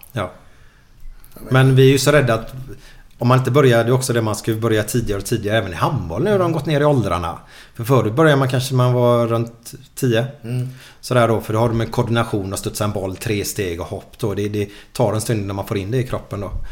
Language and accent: Swedish; Gothenburg, Västra Götaland, Sweden; jag kommer ju från Åh, Kanalgatan där borta. Mm, och jag och Figge kommer ju därifrån mm. och spelade här